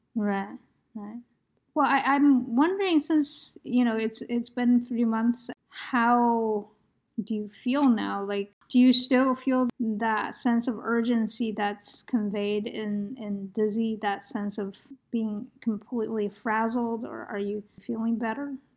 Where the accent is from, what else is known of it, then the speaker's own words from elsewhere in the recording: United States; I'm Asian American